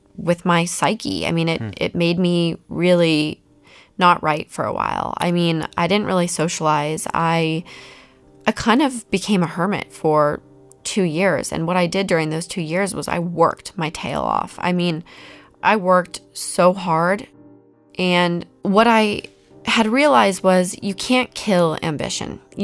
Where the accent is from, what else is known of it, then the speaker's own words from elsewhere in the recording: Salt Lake City, Utah, United States; I come from Salt Lake City